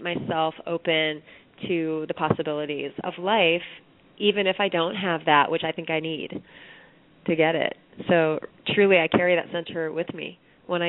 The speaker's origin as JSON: {"language": "English", "town": "Iowa City", "region": "Iowa", "country": "United States", "tie": "born or raised there", "moved": "yes", "lives_now": "Brooklyn, United States", "said": "my hometown of Iowa City, Iowa, where I was a paper girl for a newspaper"}